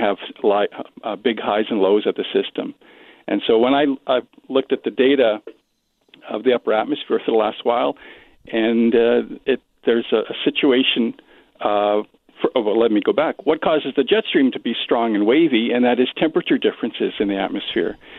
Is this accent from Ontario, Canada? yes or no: no; Regina, Saskatchewan, Canada; now in Winnipeg, Canada; I'm originally from Regina